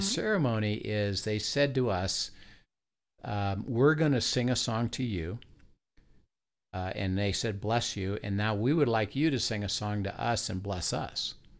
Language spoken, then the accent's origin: English; Midwest, United States; moved away as an adult; also born or lived in California; I'm from the Midwest, and I went to grad school in U S C